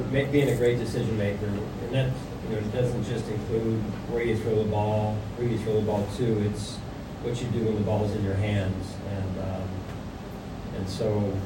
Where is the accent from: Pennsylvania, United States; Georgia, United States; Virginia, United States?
Pennsylvania, United States; outside of Philadelphia; moved away; also born or lived in Seattle, Washington; when I was young, just growing up outside of Philadelphia, Pennsylvania